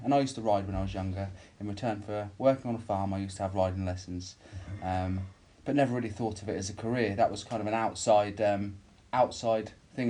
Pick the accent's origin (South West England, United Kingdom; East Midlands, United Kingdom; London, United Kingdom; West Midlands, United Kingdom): East Midlands, United Kingdom; Silverstone; moved away as an adult; also born or lived in Warwickshire; now in Norfolk, United Kingdom; I moved from home to the college to stay for 2 years to do a motorsport engineering course. I grew up in Silverstone